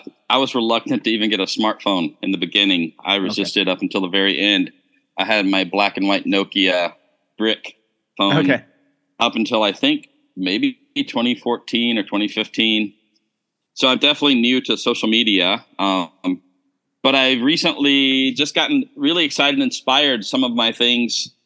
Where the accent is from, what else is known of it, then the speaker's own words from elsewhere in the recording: United States; moved away as an adult; also born or lived in Malaysia / Indonesia; I'm originally from the States, from America. I've been overseas since the year 2000